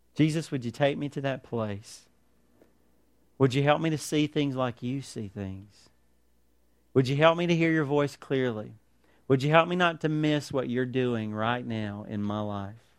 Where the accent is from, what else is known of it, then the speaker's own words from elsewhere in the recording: United States; as Christians, as American Christians